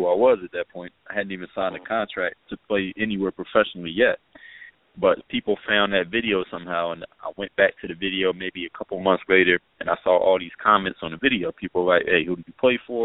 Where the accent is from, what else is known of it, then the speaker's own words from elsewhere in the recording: Philadelphia, Pennsylvania, United States; moved away as an adult; now in South Florida, United States; my background is I'm originally from Philadelphia, PA, and now reside in South Florida